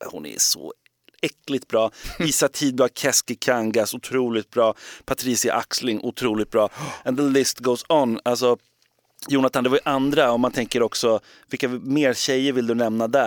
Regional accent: Gothenburg, Västra Götaland, Sweden; men jag, är, jag är från Göteborg.

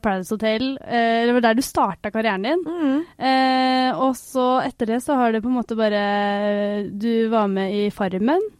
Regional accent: Oslo, Norway; jeg er fra, eller, altså, jeg er fra Veite

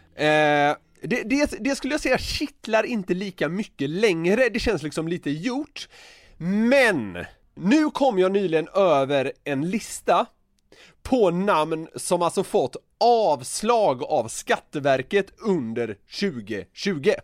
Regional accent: Gothenburg, Västra Götaland, Sweden; accent: Gothenburg dialect; moved away; som göteborgare

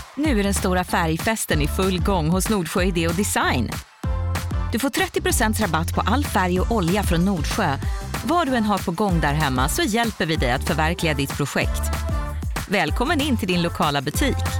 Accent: Stallarholmen, Södermanland, Sweden; moved away; also born or lived in Eskilstuna; när jag är i byn jag kommer från, Stallaholmen

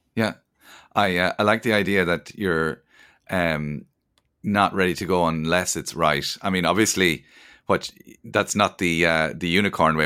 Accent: Cork, Munster, Ireland; we're both from Cork

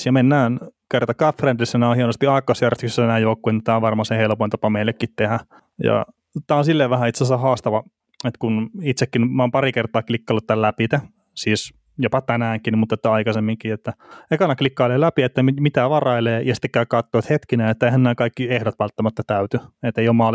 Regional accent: Varkaus, North Savo, Finland; moved away; mistä mä itse kotoisin tuolta Varkaudesta alun perin, niin siellä me pelattiin junnuna enemmän kaukalopalloa.

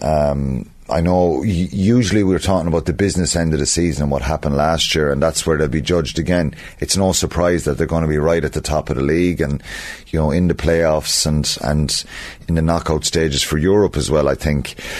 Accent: Ireland; as Irish people

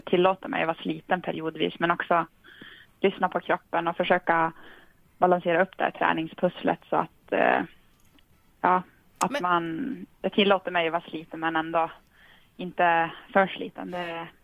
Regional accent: Tornedalen, Norrbotten County, Sweden; jag kommer från Tornedalen på gränsen mot Finland

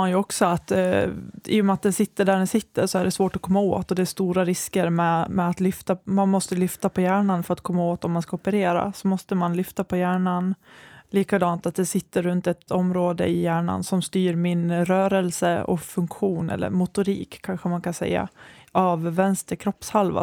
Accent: Borlänge, Dalarna County, Sweden; moved away as an adult; also born or lived in Västerås; Jag är från Borlänge, men efter gymnasiet så flyttade jag till Västerås för mm. att studera

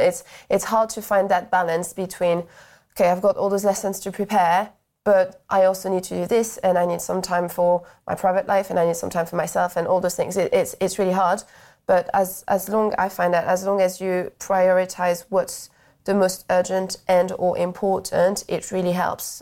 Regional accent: France; moved away as an adult; now in United Kingdom; so I'm from France originally

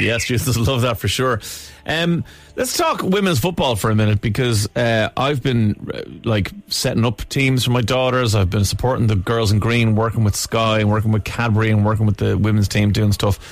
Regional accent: Ireland; we're Irish

